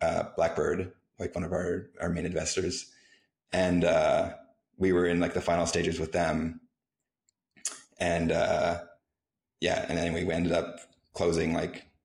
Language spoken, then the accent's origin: English; Canada; moved away; also born or lived in San Francisco / Cancun; I'm a Canadian